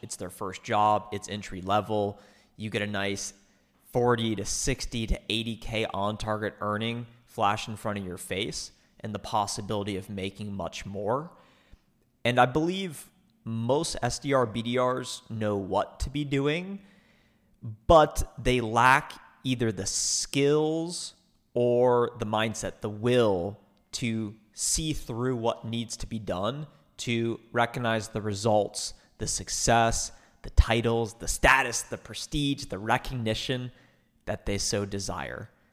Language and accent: English; Ohio, United States; moved away as an adult; now in Dallas, United States; I moved myself from Ohio, which is where I grew up, twenty-two years, to Dallas, Texas